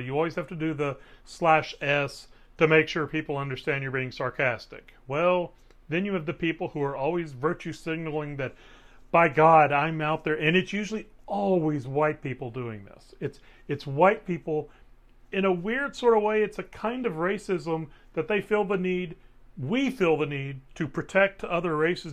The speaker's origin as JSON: {"language": "English", "town": "Waco", "region": "Texas", "country": "United States", "said": "I'm from Waco"}